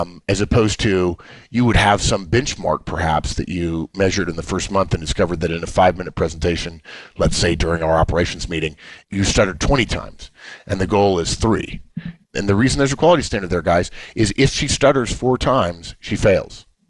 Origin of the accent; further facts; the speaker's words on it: Los Angeles, California, United States; I grew up in Los Angeles, and my parents' families were in Atlanta, Georgia